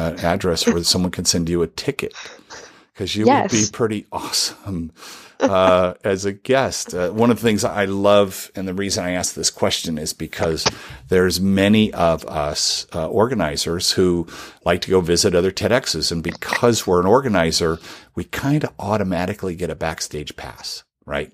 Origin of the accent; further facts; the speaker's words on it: Southern California, United States; I'm Southern Californian